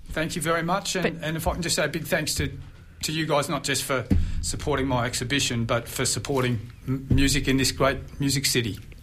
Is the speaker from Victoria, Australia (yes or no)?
yes; Mornington Peninsula, Victoria, Australia; spent half my life growing up on the Mornington Peninsula at a friend's house in Blair Gowrie